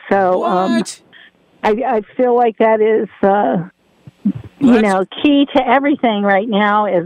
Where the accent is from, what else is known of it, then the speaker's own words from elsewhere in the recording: Delaware, United States; moved away; we're from Delaware.